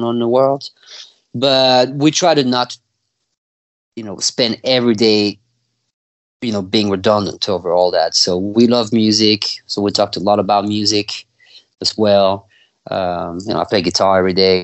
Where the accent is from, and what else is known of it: France; born or raised there; also born or lived in California / Mississippi; now in Texas, United States